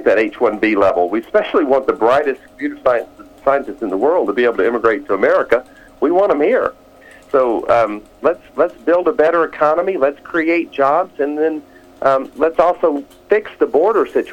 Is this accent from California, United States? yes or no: no; Alabama, United States; I grew up in Alabama during the 1960s.